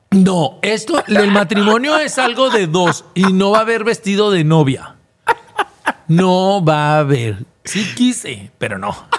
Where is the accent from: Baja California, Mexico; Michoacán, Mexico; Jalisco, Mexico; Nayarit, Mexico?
Jalisco, Mexico; Guadalajara; moved away as an adult; now in Monterrey, Mexico; Sí sé que en Guadalajara está mi casa. En Guadalajara está todos, toda mi parentela